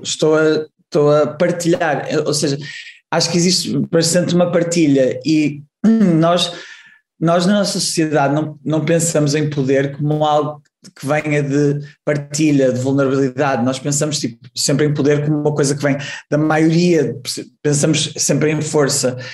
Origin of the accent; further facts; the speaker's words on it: Porto, Norte, Portugal; moved away as an adult; also born or lived in Amsterdam, Netherlands; eu sou do Porto, uh, estudei na, no ginasiano, aqui no Porto, e depois, quando tinha 19 anos, fui para Amsterdão